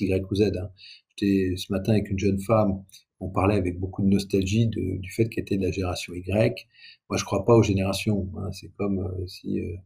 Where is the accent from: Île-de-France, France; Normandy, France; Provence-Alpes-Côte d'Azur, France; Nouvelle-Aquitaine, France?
Provence-Alpes-Côte d'Azur, France; Aix-en-Provence; moved away; je viens effectivement d'Aix-en-Provence. Le lycée, le lycée où j'ai fait mes études est en zone d'éducation prioritaire.